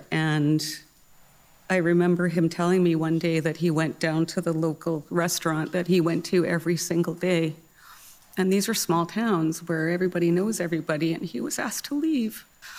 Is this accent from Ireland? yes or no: no; Saskatchewan, Canada; born or raised there